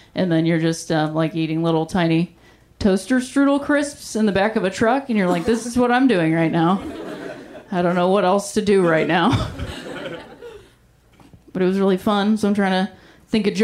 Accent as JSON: {"language": "English", "region": "Ohio", "country": "United States", "moved": "yes"}